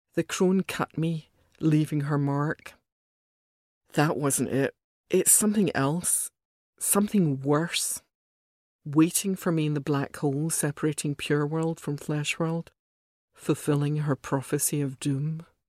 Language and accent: English; Glasgow, Scotland, United Kingdom; also born or lived in Soho, London; now in London, United Kingdom; when I was young, growing up in Glasgow